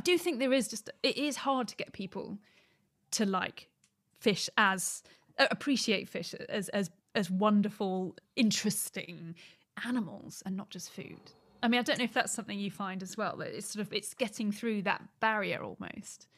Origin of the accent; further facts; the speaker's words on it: Surrey, South East England, United Kingdom; I grew up in Surrey for most of my younger years, so nowhere near the ocean, really